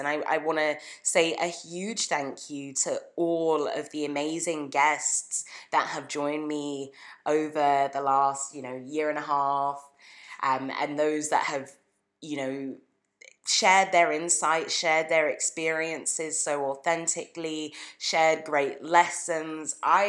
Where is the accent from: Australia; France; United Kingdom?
United Kingdom; moved away as an adult; now in Canada; Shout out to my hometown. Thank you everyone in the UK who has listened in. It's, you know, it's been amazing to have that sense of home while, you know, I moved to Canada